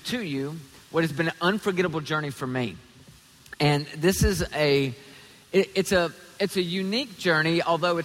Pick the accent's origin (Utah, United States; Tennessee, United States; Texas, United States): Tennessee, United States; also born or lived in Toledo, Ohio (family); I'm from Tennessee.